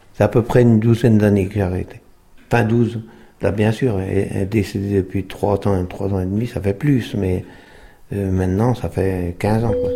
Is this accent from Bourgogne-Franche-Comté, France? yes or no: yes; La Grande-Verrière, Bourgogne-Franche-Comté, France; also born or lived in Autun / Dijon; Je suis né à Autun, mais j'ai grandi ici, à à côté, au crotomenière Grande-Verrière, dans le Morand